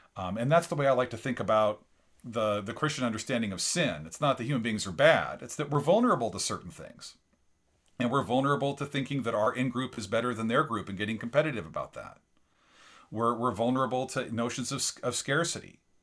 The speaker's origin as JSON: {"language": "English", "town": "La Crosse", "region": "Washington", "country": "United States", "tie": "born or raised there", "said": "I grew up in La Crosse, Washington, eighty miles south of Spokane"}